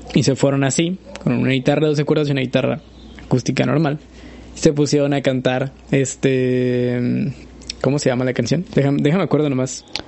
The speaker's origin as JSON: {"language": "Spanish", "country": "Mexico", "said": "Soy mexicano"}